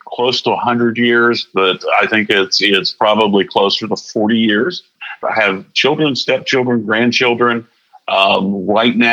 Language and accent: English; Florida, United States; now in Wilmington, United States; I grew up in Florida.